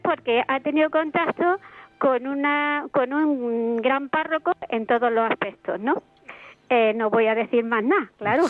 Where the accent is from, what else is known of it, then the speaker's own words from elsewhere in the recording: Andalusia, Spain; now in Madrid, Spain; soy andaluza